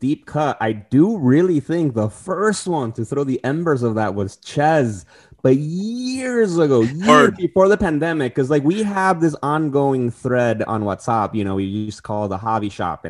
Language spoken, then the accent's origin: English; Tijuana, Baja California, Mexico; also born or lived in San Diego; now in New York, United States; And I'm originally coming from Tijuana and San Diego, so moving across the country, I didn't know anybody here in New York